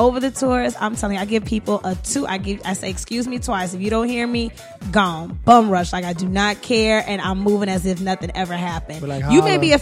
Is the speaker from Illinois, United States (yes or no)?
yes; Chicago, Illinois, United States; now in New York, United States; I'm from Chicago